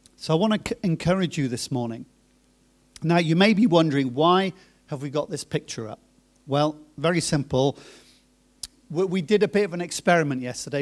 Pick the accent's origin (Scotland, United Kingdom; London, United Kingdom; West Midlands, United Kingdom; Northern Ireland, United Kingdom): West Midlands, United Kingdom; Coventry; moved away as an adult; also born or lived in Germany / Cambridge / Norwich / New Zealand; I was born in Germany, My parents moved from Germany to Cambridge and then from Cambridge to Coventry, and then I was in Coventry until I was about, uh, twenty-one, twenty-two.